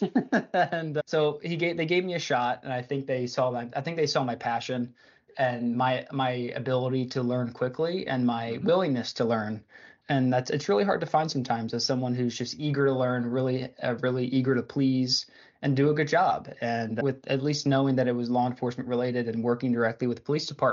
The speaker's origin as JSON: {"language": "English", "town": "Philadelphia", "region": "Pennsylvania", "country": "United States", "tie": "born or raised there", "said": "I grew up in the Philadelphia area"}